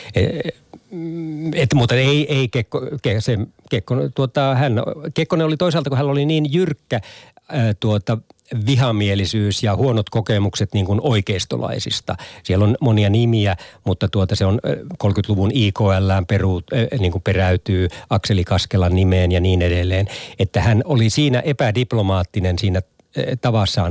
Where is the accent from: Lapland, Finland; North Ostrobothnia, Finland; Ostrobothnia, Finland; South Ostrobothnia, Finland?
Lapland, Finland; Tornio; mun kotikonnuilla Torniossa